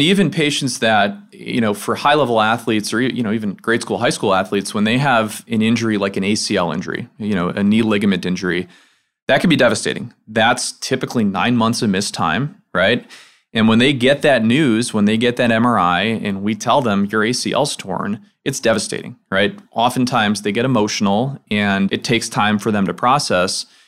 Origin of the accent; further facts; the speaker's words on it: outside Chicago, Illinois, United States; moved away as an adult; now in Memphis, United States; I'm from the Midwest. I grew up outside Chicago